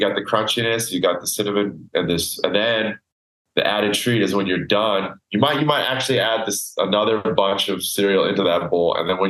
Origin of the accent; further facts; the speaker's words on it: Canada; So this is nostalgic because it's just growing up in Canada.